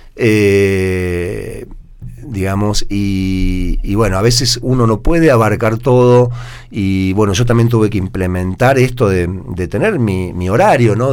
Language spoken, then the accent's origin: Spanish; Argentina; also born or lived in Córdoba; como sociedad argentina